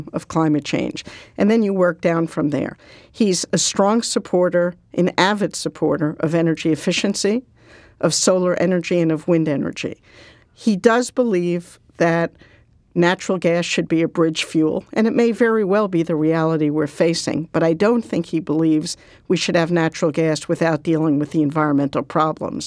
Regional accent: Massachusetts, United States; Massachusetts, my hometown, or at least my hometown

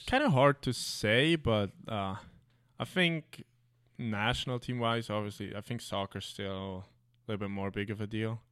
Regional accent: Switzerland; now in North America; where I grew up like in Switzerland

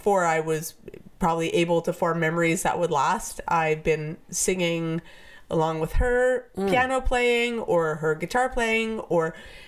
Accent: Vancouver, British Columbia, Canada; also born or lived in Japan; I'm from Vancouver.

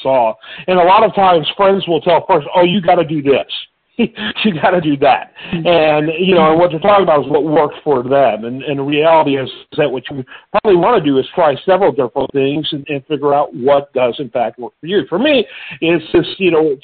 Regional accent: Midwest, United States; now in Houston, United States; my upbringing growing up in the Midwest

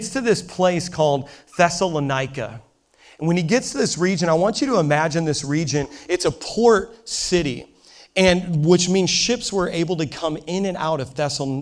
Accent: Midwest, United States; accent: Midwest; It's from the Midwest

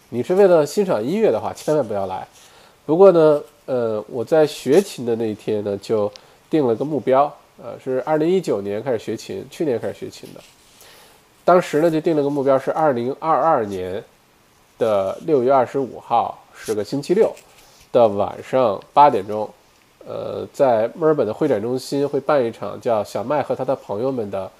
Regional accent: Beijing, China; 猫本鱼肯定不是北京人，这点可以确定，因为我是，哈哈。OK，猫本鱼你好，对吧？北京人就觉得我没有北京口音，然后北京以外的人都觉得我有北京口音

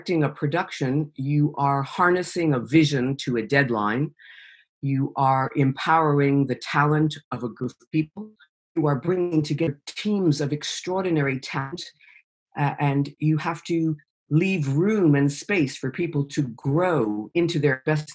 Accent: New York, United States; moved away as an adult; now in United Kingdom; I'm a New Yorker. I'm American. I'm a New Yorker

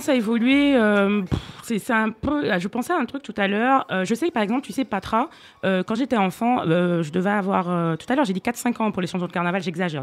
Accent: Martinique; now in France; quand j'étais enfant en Martinique

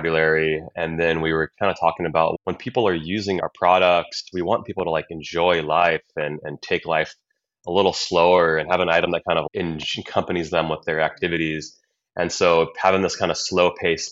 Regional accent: Maui, Hawaii, United States; moved away; also born or lived in Orange County, California; Wiley and I grew up together on Maui

